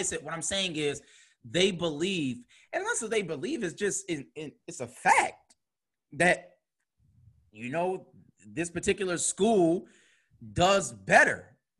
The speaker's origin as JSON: {"language": "English", "town": "Buffalo", "region": "New York", "country": "United States", "tie": "born or raised there", "said": "and we grew up in Buffalo Public Schools."}